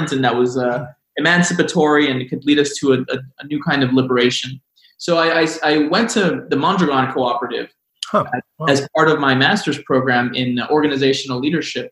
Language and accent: English; Texas, United States; growing up in Texas at the time